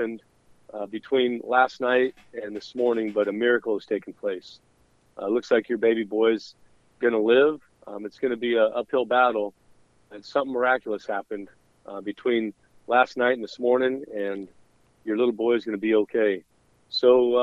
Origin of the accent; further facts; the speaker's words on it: Southern California, United States; growing up in Southern California, I was the second oldest of 8 children.